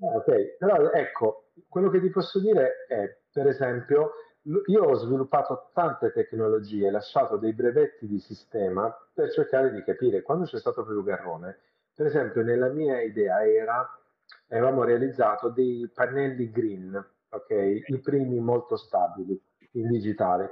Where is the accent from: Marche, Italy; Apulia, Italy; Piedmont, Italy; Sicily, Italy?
Apulia, Italy; Bari; io sono di Bari, quindi non sono di Roma